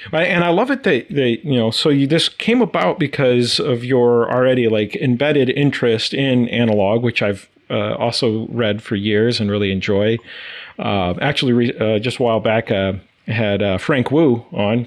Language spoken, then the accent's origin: English; Brazil; now in United States; born and raised in South America and Brazil